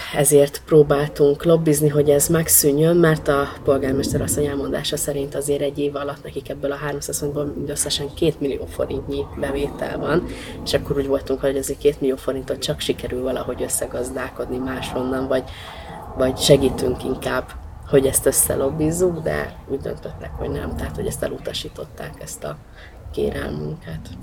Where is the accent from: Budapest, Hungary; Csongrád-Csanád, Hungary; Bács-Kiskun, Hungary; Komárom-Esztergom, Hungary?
Budapest, Hungary; also born or lived in Nagyecsed; a nyolcadik kerületi kötődésem, én ott nőttem föl, tehát igazából hat hónapos koromban költöztek Nagyecsedről a szüleim föl, az anyukám szüleivel Budapestre, a nyolcadik kerületbe